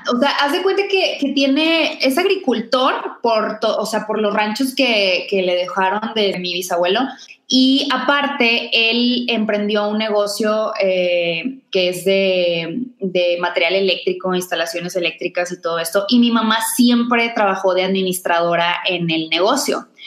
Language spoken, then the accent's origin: Spanish; Hermoso, Tamaulipas, Mexico; now in Monterrey, Mexico; soy de Hermoso, Tamaulipas. Es, una pequeña ciudad por allá, casi en la frontera.